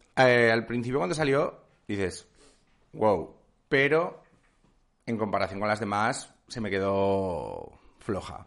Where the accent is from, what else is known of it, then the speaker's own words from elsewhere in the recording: Basque Country, Spain; viniendo de donde vengo